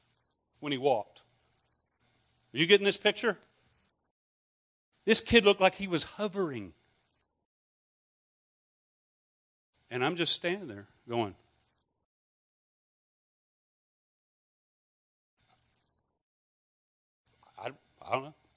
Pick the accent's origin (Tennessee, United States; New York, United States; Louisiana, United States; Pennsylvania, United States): Louisiana, United States; I had a Scottish background, from Louisiana, and most of my family are rednecks.